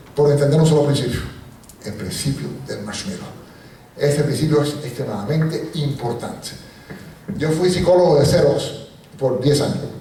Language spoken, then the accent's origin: Spanish; Puerto Rico; also born or lived in Cuba; Yo nací en Cuba y me fui de niño a Puerto Rico y me he criado toda la vida en Puerto Rico